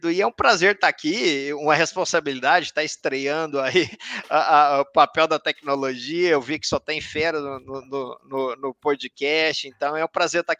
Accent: Anápolis, Goiás, Brazil; now in Brasília, Brazil; sou natural de Anápolis, é, hoje eu moro em Brasília, minha base é Brasília.

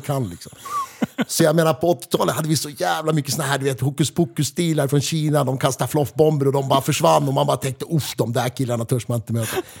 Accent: Västerås, Västmanland, Sweden; vi är från Västerås

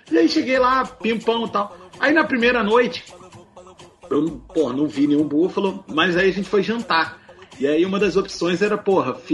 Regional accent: Rio de Janeiro, Brazil; Tu acha que eu ia tirar a onda que eu sou do Rio, mané?

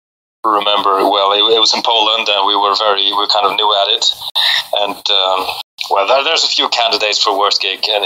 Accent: Faroe Islands; moved away as an adult; also born or lived in Copenhagen, Denmark; I was born and raised in the Faroes, and then I went to Copenhagen to study

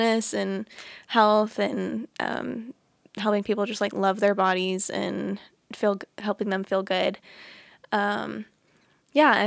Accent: Fort Worth, Texas, United States; I grew up here in Fort Worth, Texas

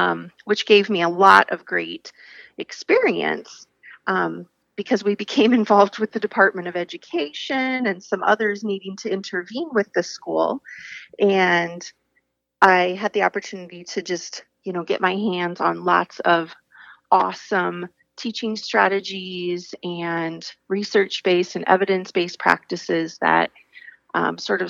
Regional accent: Iowa, United States; I am from Iowa, a rural farm girl, and was fortunate to go to a K-12 school all the way

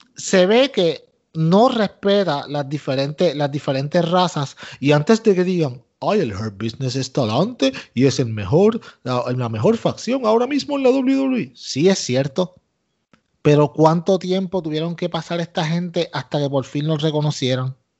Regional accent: Puerto Rico; yo soy boricua

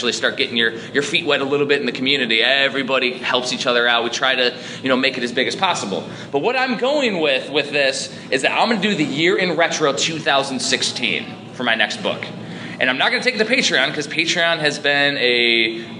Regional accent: Chicagoland, Northwest Indiana, United States; now in Maryland, United States; I'm originally from Chicagoland, like Northwest Indiana

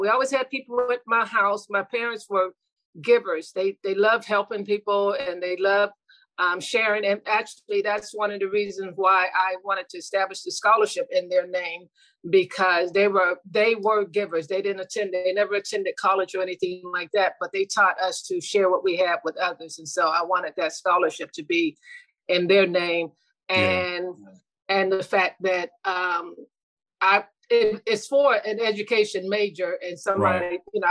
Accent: Youngstown, Ohio, United States; moved away; I'm from originally from Youngstown, Ohio. I'm the second oldest of nine children. And I grew up with my mom

